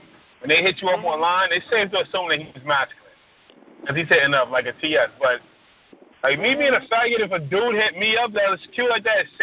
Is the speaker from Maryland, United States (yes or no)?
yes; Maryland, United States; I'm from Maryland